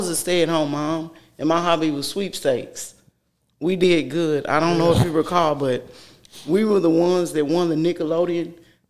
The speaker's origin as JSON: {"language": "English", "town": "Houston", "region": "Texas", "country": "United States", "tie": "born or raised there", "moved": "as an adult", "lives_now": "College Station, United States", "said": "I'm from Houston. I was raised up in Houston. And when my kids started school, I came down here to, like, put them in a smaller environment than Houston."}